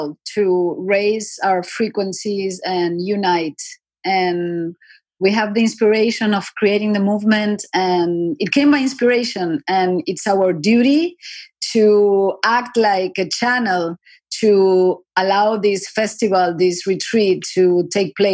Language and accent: English; Argentina; moved away; also born or lived in New York, United States; I was born in Argentina. I flew to New York. I lived in New York 16 years.